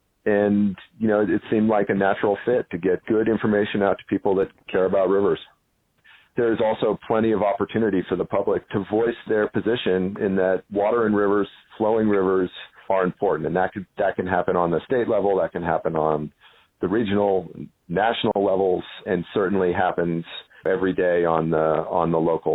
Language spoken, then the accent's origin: English; Colorado, United States; I grew up in Colorado